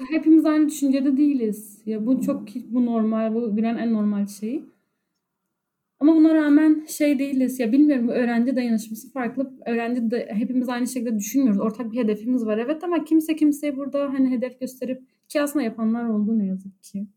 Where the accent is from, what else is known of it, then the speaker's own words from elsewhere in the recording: Cizre, Şırnak Province, Turkey; moved away; ben Cizreliyim